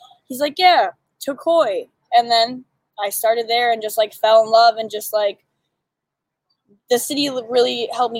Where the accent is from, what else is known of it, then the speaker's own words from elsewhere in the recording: Waterford, Michigan, United States; now in Detroit, United States; I grew up in Waterford